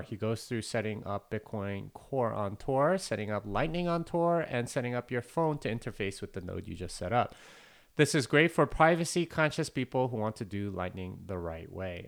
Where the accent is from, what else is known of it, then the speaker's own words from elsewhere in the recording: South Korea; I'm Korean